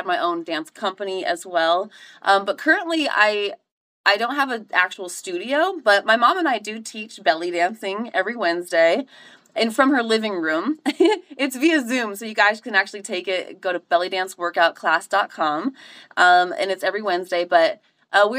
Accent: Crested Butte, Colorado, United States; moved away as an adult; also born or lived in Arizona; now in Virginia, United States; I grew up in Crested Butte. I grew up skiing and snowboarding.

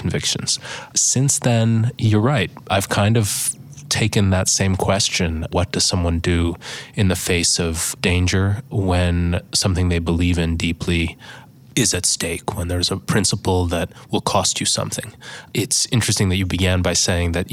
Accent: Buffalo, New York, United States; I grew up in Buffalo, New York.

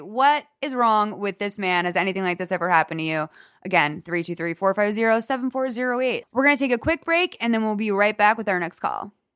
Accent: Boston, Massachusetts, United States; now in Los Angeles, United States; we grew up in Boston

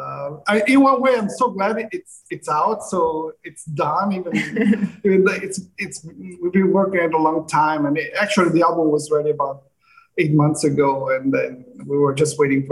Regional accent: Rome, Lazio, Italy; Rome, Italy. Rome

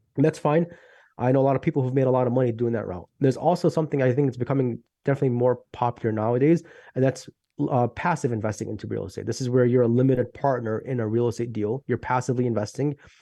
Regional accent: Chicago, Illinois, United States; I'm from Chicago, Illinois.

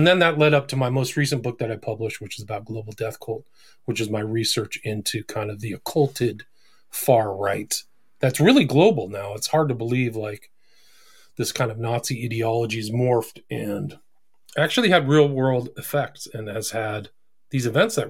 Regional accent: California, United States; I grew up in Northern California, drugs and, broken home and all that stuff.

